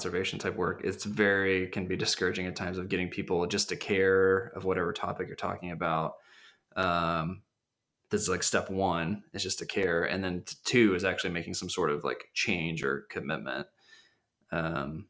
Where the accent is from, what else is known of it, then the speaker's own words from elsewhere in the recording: Missouri, United States; I was from Missouri, so I wasn't near the water.